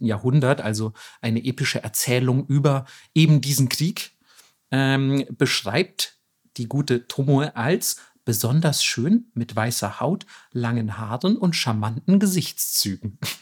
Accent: Southern Germany, Germany; ich komme immerhin aus Süddeutschland

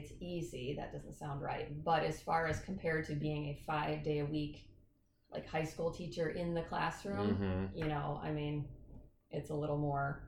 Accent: Peoria, Illinois, United States; moved away as an adult; now in Freeport, United States; I'm from Peoria

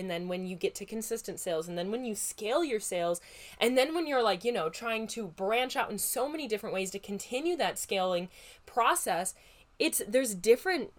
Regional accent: Midwest, United States; accent: Midwest; my Midwest accent

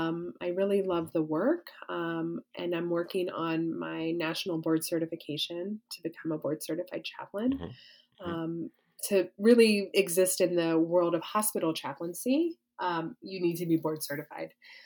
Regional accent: the South, Southern United States, United States; as a Southerner

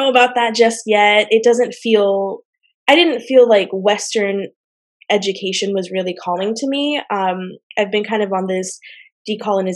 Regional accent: Mexico; now in Washington, United States; my home country, Mexico

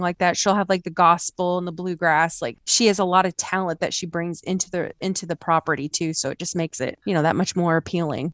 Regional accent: Indiana, United States; I'm from Indiana

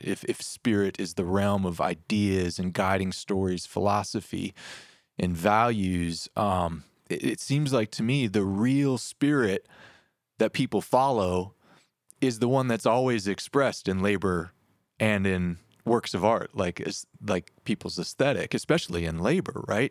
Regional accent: Detroit, Michigan, United States; I grew up in Detroit

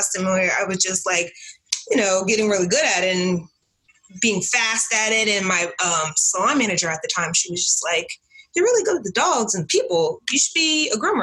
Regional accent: Newark, New Jersey, United States; now in South Jersey, United States; born and raised in Newark, New Jersey

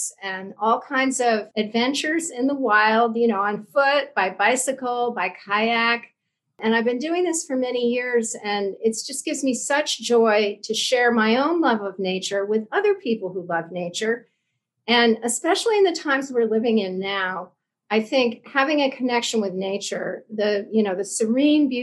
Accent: Vermont, United States; moved away as an adult; now in Washington, D.C., United States; I grew up in Vermont, which is a really beautiful rural place

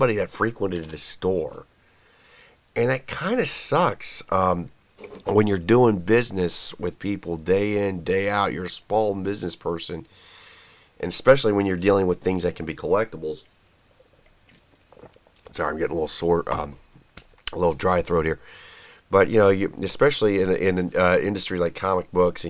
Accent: Indianapolis, Indiana, United States; my home state here of Indiana, just actually west of my former hometown of Indianapolis

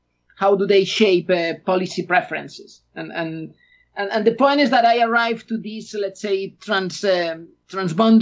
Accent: Galicia, Spain; English is a second language; moved away as an adult; I'm an Spaniard. I was born in Spain. I grew up in Spain

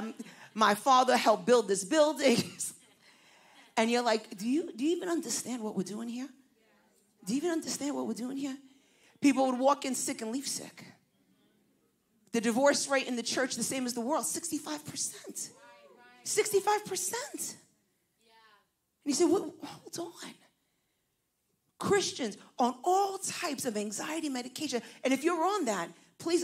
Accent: New York City, New York, United States; accent: Puerto Rican from Brooklyn; also born or lived in New Jersey; I was raised in New York City, but I now pastor in New Jersey

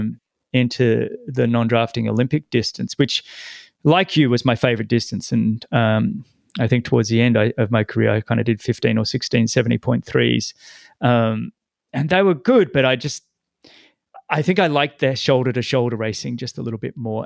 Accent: Sydney, New South Wales, Australia; moved away; my hometown, Sydney

